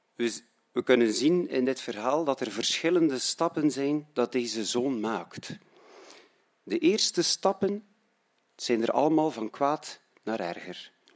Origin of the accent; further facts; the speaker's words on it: Roeselare, Flanders, Belgium; now in Menen, Belgium; ik ben oorspronkelijk van Roeselare